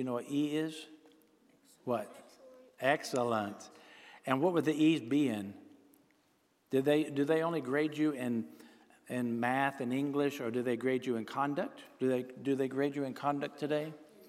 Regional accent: Texarkana, United States; Well, we moved around a lot, but I grew up in Texarkana, went to elementary school, Beverly Elementary School.

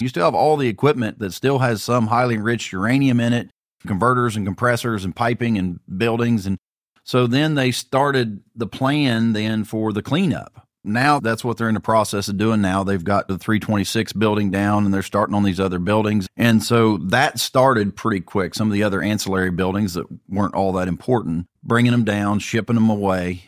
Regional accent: Pike County, Ohio, United States; I was born and raised in Pike County

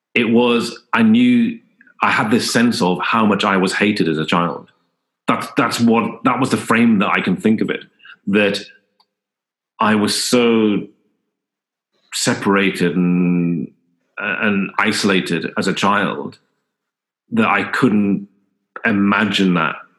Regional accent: Newcastle upon Tyne, North East England, United Kingdom; I was born in in Newcastle

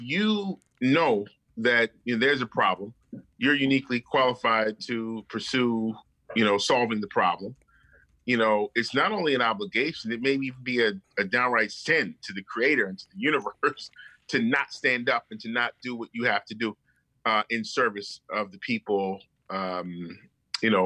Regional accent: Baltimore, Maryland, United States; also born or lived in Howard County, Maryland; I was born in Baltimore, raised in Baltimore

